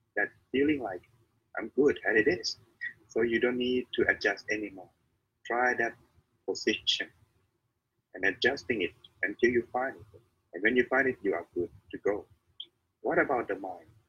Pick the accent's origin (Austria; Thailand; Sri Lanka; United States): Thailand; I am the monk from Thailand